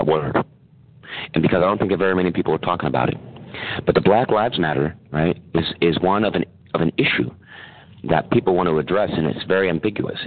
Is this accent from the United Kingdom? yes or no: no; San Francisco, California, United States; I'm from San Francisco